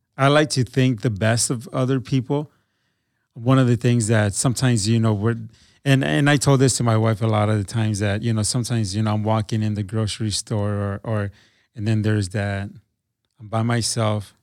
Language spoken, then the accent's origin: English; Milwaukee, Wisconsin, United States; now in Green Bay, United States; I moved to, um, to Green Bay 'cause I grew up in Milwaukee.